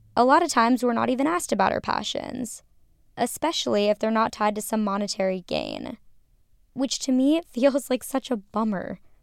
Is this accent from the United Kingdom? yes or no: no; Minnesota, United States; growing up in Minnesota